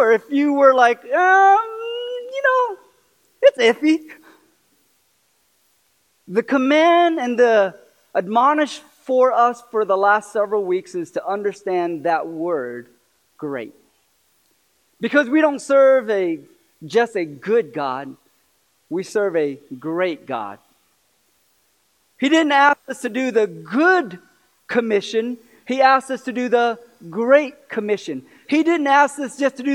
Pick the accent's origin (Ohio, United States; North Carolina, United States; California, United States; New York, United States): California, United States; moved away; I'm from California